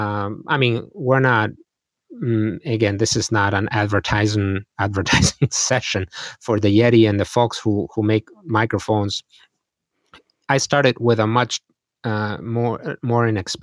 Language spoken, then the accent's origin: English; Madrid, Community of Madrid, Spain; moved away as an adult; now in Green Bay, United States; I am from Madrid, Spain, and I grew up there